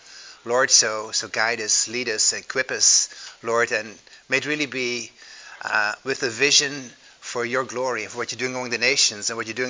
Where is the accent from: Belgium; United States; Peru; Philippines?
Belgium; English is a second language; also born or lived in Netherlands; If you hear an accent, that's because I grew up in Europe, in Belgium and Holland.